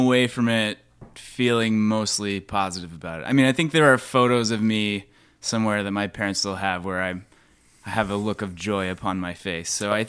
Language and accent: English; Atlanta, Georgia, United States; I'm from Atlanta, Georgia.